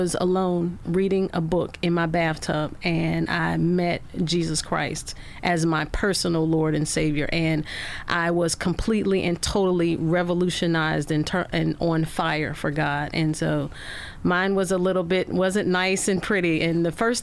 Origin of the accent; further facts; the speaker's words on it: rural Arkansas, United States; I grew up in rural Arkansas, and as a young lady growing up in Arkansas, you were just brought up in the church.